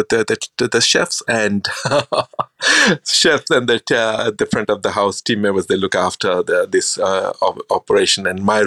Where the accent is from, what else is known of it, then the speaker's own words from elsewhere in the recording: India; I grew up in India. Then after my schooling, I always wanted to become a chef.